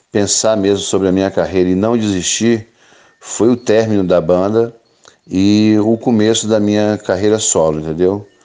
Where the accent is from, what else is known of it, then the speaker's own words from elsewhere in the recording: Pinheiros, Espírito Santo, Brazil; moved away as an adult; now in Rio de Janeiro, Brazil; lá no Espírito Santo, a minha cidade natal, que é Pinheiros. E eu vi que ele não dava pé mais para mim. Aí eu resolvi meter o pé para o Rio de Janeiro. E já fazem 20 anos que eu moro aqui no Rio.